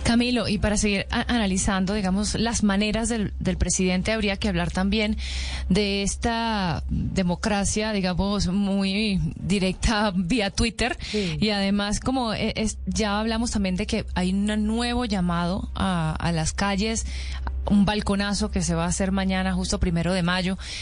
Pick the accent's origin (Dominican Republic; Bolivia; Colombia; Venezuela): Venezuela; yo soy venezolana